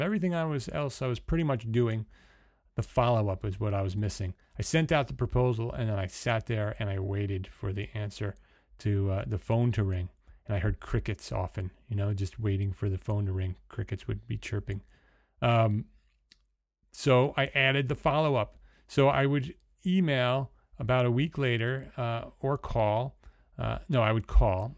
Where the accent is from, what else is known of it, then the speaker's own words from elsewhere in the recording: New Jersey, United States; accent: New Jersey; now in New York, United States; my accent changes from New Jersey, which is what you're hearing right now, to because that's where I was born and bred. I live in New York, but I'm a Jersey boy